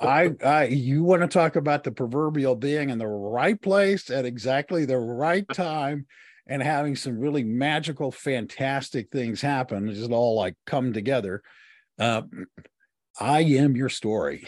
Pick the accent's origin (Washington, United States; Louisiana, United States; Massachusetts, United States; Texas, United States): Texas, United States; I was born in the South and grew up in the South and, uh, was raised primarily in Texas.